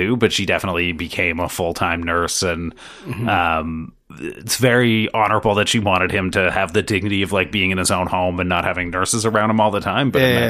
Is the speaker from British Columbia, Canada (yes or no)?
no; Toronto, Ontario, Canada; born there; So I was born in Toronto, and then shortly thereafter my birth, my parents' marriage disintegrated.